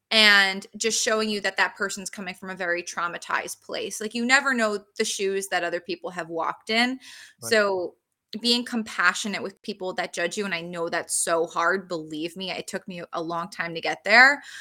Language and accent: English; New Jersey, United States; I'm from Jersey